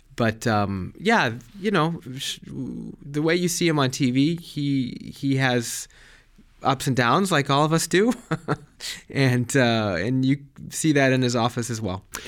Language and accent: English; Colorado, United States; moved away; also born or lived in Germany; I grew up in Colorado.